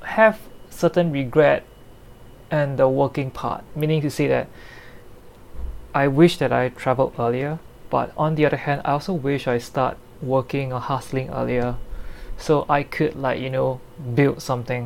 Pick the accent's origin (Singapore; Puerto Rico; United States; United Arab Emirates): Singapore; I'm from Singapore